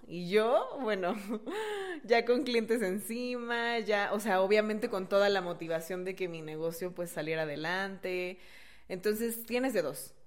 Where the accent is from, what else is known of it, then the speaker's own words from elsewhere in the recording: Mexico; moved away; also born or lived in Brazil; uno como buen mexicano, vivía en Brasil